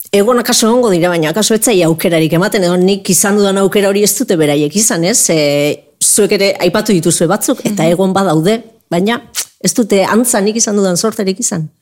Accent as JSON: {"language": "Basque", "town": "Zumaia", "region": "Basque Country", "country": "Spain", "said": "futbol talde bat zegoelako nire herrian, zumaian"}